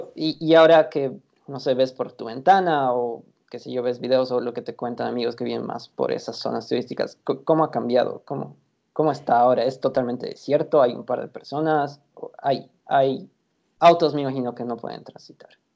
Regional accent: Bolivia; como latinos eh, y como bolivianos

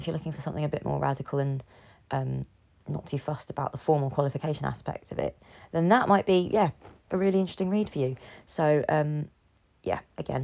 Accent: London, United Kingdom; London is a city I implicitly care about and am more able to speak about because I'm in it. It's my hometown.

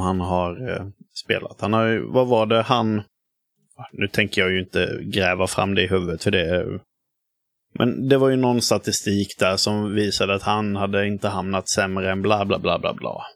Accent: Hyltebruk, Halland County, Sweden; moved away; jag kommer från Hyltebruk i grund och botten utanför, eh, utanför Halmstad

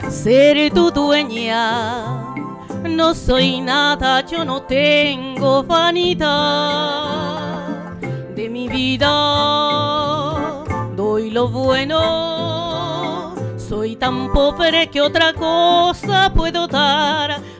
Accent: Estación Ruiz, Nayarit, Mexico; now in Tijuana, Mexico; El mes que viene va a ser 20 años que llegué yo aquí a Tijuana, desde Estación Ruiz Nayarit.

